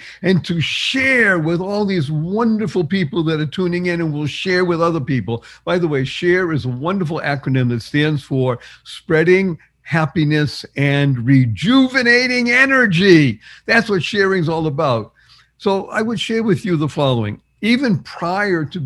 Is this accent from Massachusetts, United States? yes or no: yes; Boston, Massachusetts, United States; I grew up in Boston, Massachusetts